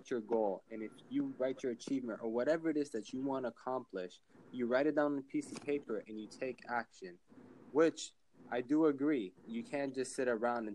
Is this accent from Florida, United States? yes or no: yes; Florida, United States; I'm from Florida. You know, shout out to Miami